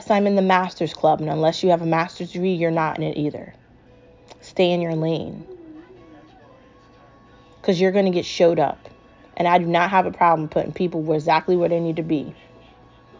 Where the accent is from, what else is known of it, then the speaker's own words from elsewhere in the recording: United States; I'm American